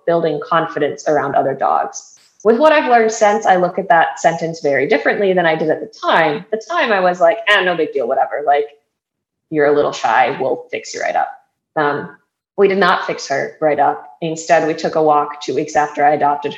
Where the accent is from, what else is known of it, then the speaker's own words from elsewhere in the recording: Wisconsin, United States; moved away as an adult; now in Florida, United States; I was born and raised in Wisconsin, but now live in Florida.